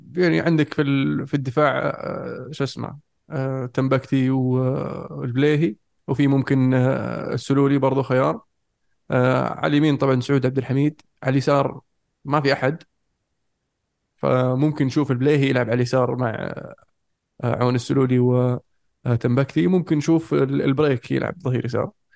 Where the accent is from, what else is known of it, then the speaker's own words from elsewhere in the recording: Saudi Arabia; عندنا في السعوديه